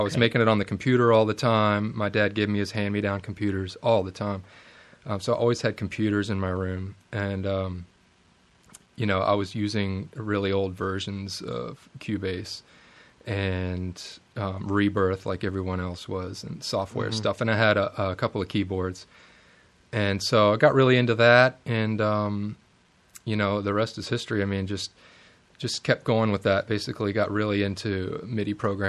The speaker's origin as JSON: {"language": "English", "town": "Richmond", "region": "Virginia", "country": "United States", "tie": "born or raised there", "said": "I'm from the Richmond area of Virginia, born and raised."}